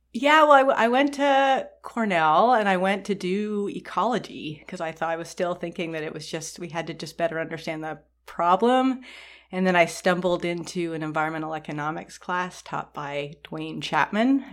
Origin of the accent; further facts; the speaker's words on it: Toronto, Ontario, Canada; moved away; I grew up in Toronto, which is a really big city